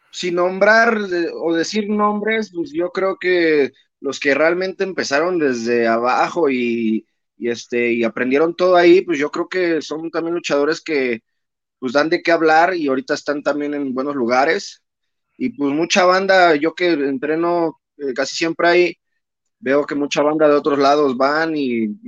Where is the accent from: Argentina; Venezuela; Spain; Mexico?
Mexico; Naucalpan, State of Mexico; pues yo vengo de, soy hecho en Naucalpan, carnal. Yo ahí este, aprendí mis maromas eh, con el profesor Bombiro Infernal y este, pues yo soy naucalpense 100%.